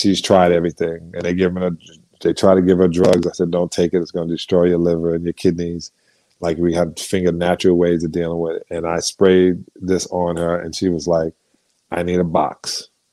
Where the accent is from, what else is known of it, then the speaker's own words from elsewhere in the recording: United States; I'm an American